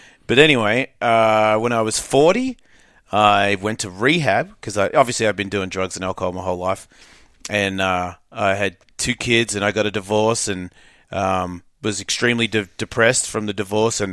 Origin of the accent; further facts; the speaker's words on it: Australia; moved away; I grew up rough. It depends on where you are. If you're like a. I think if you're well off, it's different. I think if you're just average. Middle Australia